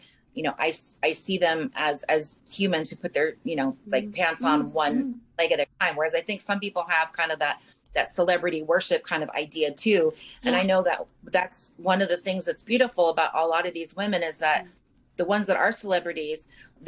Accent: Malibu, California, United States; I grew up in Malibu

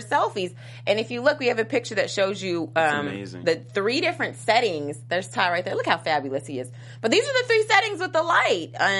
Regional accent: Kentucky, United States; I'm from Kentucky

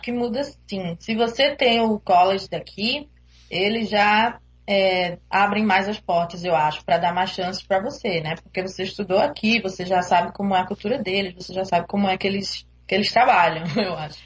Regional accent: Recife, Pernambuco, Brazil; moved away as an adult; now in Toronto, Canada; eu sou de Recife

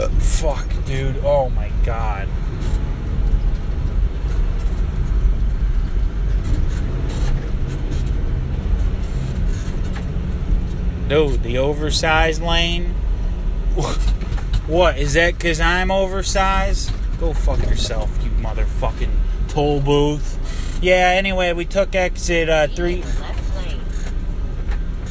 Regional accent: Michigan, United States; I am from Michigan

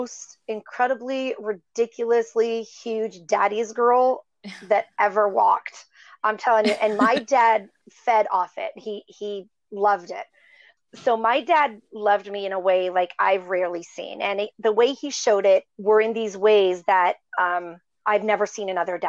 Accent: Upper Michigan, United States; I was raised in Michigan, a very small town in Upper Michigan

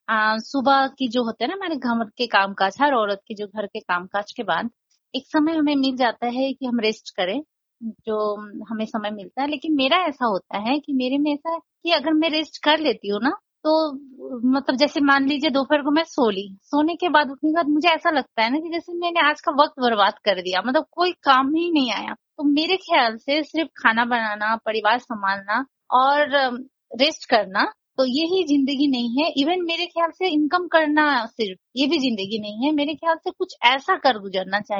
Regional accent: Nepal; मैं नेपाली हूँ और मेरी शादी बेंगोली फैमिली में हुई है

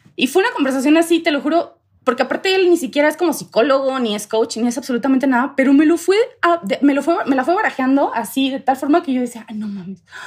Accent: Tamaulipas, Mexico; moved away as an adult; now in Querétaro, Mexico; yo soy de Tamaulipas, crecí allá muchos años de mi vida, como a los 22, 23 me vengo a Querétaro

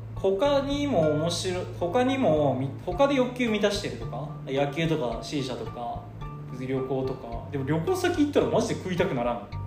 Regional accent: Kochi, Japan; 地元の高知県

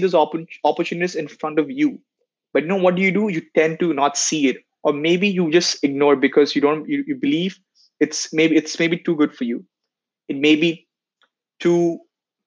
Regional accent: Dar es Salaam, Tanzania; also born or lived in India; now in Canada; I was born in India, but I have spent half of my childhood in a country called Tanzania, Dar es Salaam.

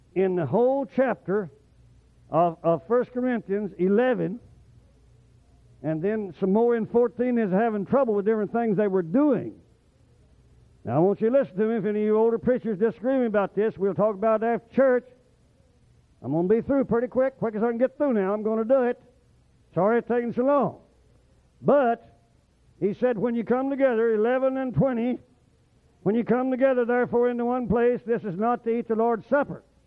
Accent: Oklahoma, United States; moved away; I was raised in Oklahoma

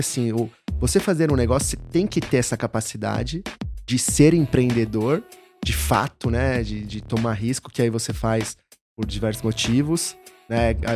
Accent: São Paulo, Brazil; moved away as an adult; also born or lived in São Carlos / Rio de Janeiro / Belo Horizonte; Sou de São Paulo, aqui de São Paulo, capital. É. Morei até meus 17, 18 anos em Santana.

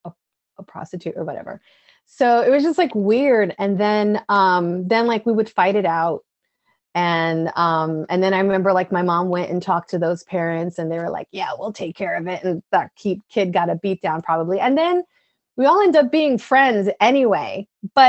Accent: New York City, New York, United States; moved away as an adult; now in Vermont, United States; I was born and raised in New York City.

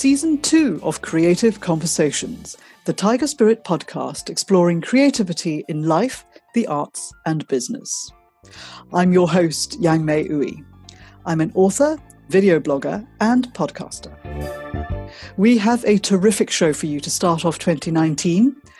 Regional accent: Malaysia; now in London, United Kingdom; I'm from Malaysia, but I live in London

